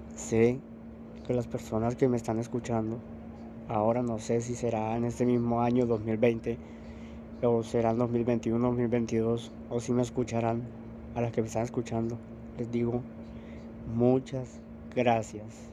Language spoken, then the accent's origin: Spanish; Colombia; soy de Colombia, soy colombiano.